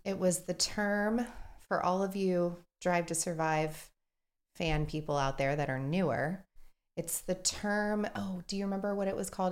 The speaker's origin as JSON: {"language": "English", "region": "Texas", "country": "United States", "said": "We are from Texas"}